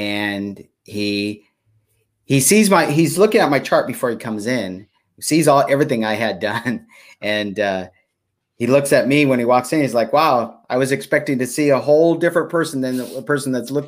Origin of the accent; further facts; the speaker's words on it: Stockton, California, United States; I grew up in Stockton. Yeah, in Stockton, California, and not in the best environment